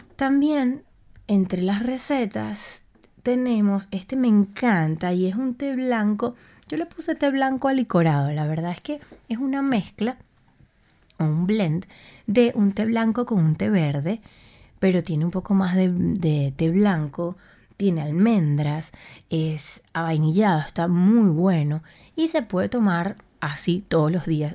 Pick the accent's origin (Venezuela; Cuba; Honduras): Venezuela; Puerto La Cruz, Anzoátegui; moved away as an adult; also born or lived in Buenos Aires, Argentina; now in Madrid, Spain; yo soy de Puerto La Cruz en Venezuela